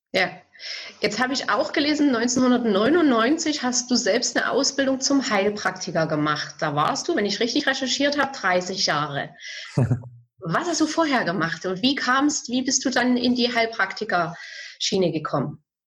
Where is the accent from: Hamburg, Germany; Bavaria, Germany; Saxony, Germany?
Saxony, Germany; Bautzen; ich komme aus Bautzen